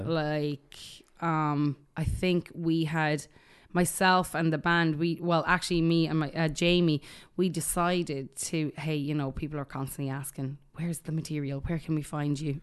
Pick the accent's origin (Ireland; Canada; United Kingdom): Ireland; moved away; growing up in Ireland